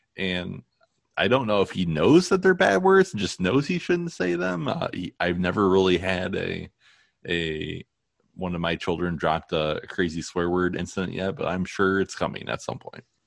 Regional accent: Toledo, Ohio, United States; also born or lived in Maine; I grew up in Maine and we moved to Toledo when I was six

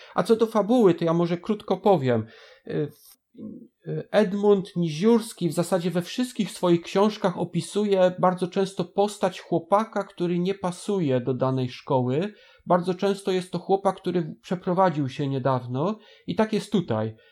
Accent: Bydgoszcz, Kuyavian-Pomeranian Voivodeship, Poland; u nas w Bydgoszczy

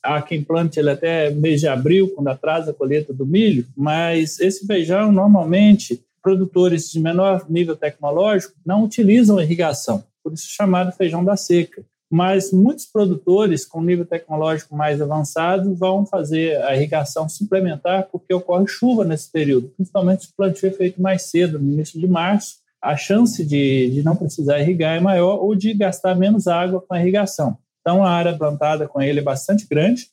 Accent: Viçosa, Minas Gerais, Brazil; moved away as an adult; also born or lived in Mossoró; eu sou nascido em Viçosa, Minas Gerais. É, filho de pequenos produtores

